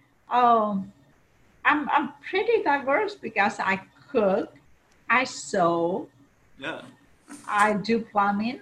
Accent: Paraguay; now in United States; I grew up in Paraguay, South

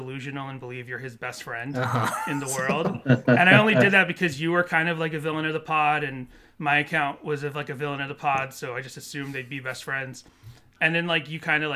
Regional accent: Massachusetts, United States; moved away as an adult; now in California, United States; I'm originally from Massachusetts

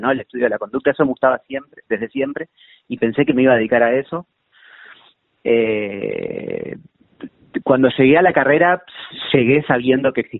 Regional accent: Bahía Blanca, Buenos Aires Province, Argentina; born there; Yo nací en Bahía Blanca.

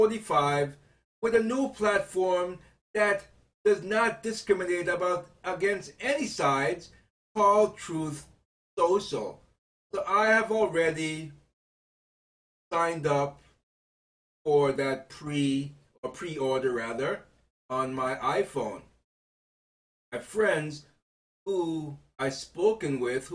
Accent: United States; I am an American citizen

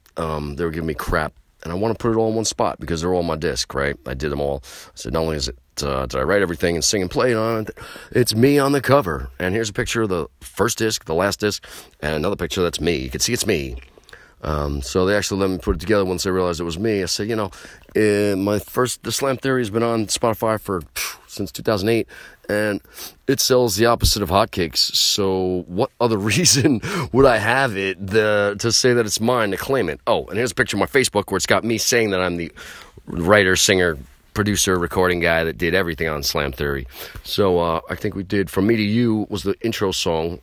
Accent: New York, United States; I'm from New York

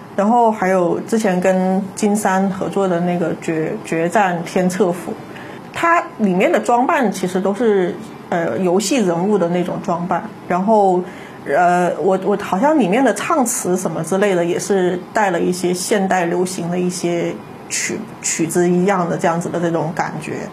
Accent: Guangdong, China; 虽然说我作为广东人

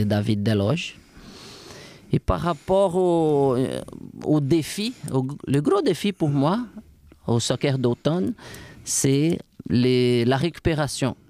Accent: Brazil; French is a second language; moved away as an adult; now in Quebec City, Canada; Je viens d'une région du Brésil où il fait chaud tout le temps, tout au bord de la mer

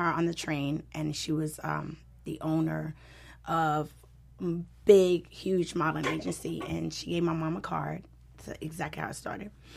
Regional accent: Trinidad & Tobago; now in Los Angeles, United States; I'm from Trinidad, and I was always doing Caribbean music

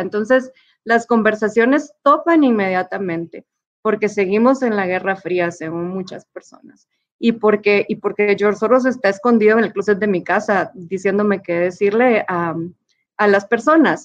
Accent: Guatemala; como soy guatemalteca

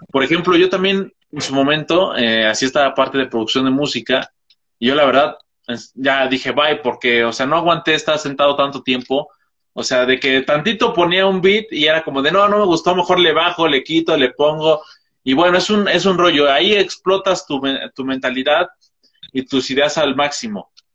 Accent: Toluca, State of Mexico, Mexico; yo soy de Toluca, o sea, es un estado al lado del DF

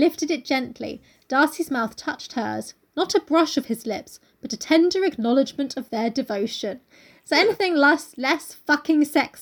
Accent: United Kingdom; We're British

